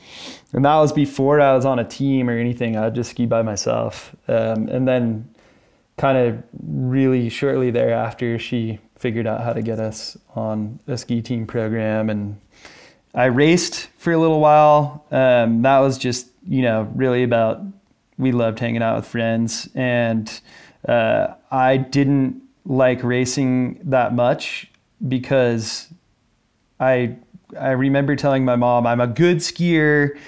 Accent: Lake Tahoe, California, United States; also born or lived in Oakland; I grew up, I was born in the Bay Area. We lived in Oakland, California until we were about six or so. And then we ended up moving to Lake Tahoe.

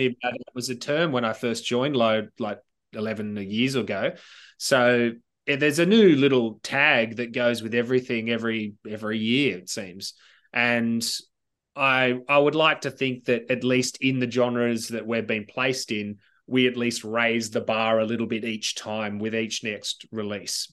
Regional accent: Sydney, New South Wales, Australia; childhood memories about growing up in Southern Sydney

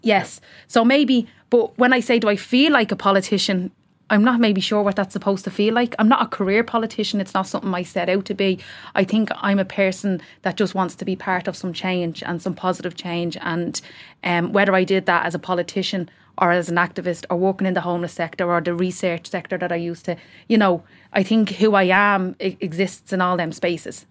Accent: Dublin, Leinster, Ireland; also born or lived in Tallaght; we came from Ballymun, so we, I was in Ballymun Flats

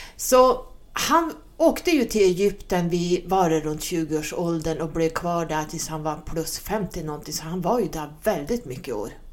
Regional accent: Sweden; som svensk numerolog

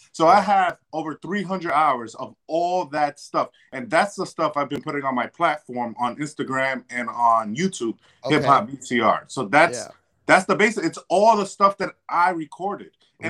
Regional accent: New York City, New York, United States; also born or lived in Dominican ancestry; now in Connecticut, United States; I'm from Washington Heights.

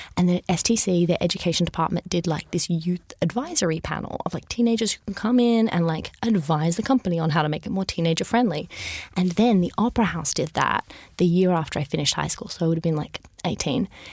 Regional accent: Sydney, New South Wales, Australia; I grew up in Sydney.

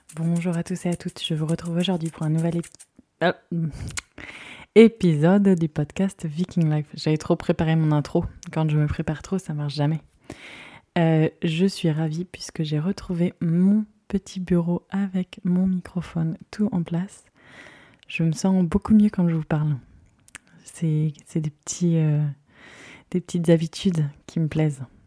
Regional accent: Guérande, Pays de la Loire, France; also born or lived in Saint-Lyphard; je viens de Guérande, une petite ville connue pour son sel. J'ai grandi là-bas jusqu'à mes 14 ans, 13 ans et demi pour être précise

